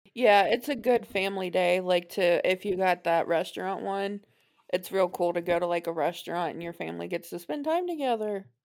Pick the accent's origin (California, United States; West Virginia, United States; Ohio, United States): Ohio, United States; Cincinnati; I'm from Cincinnati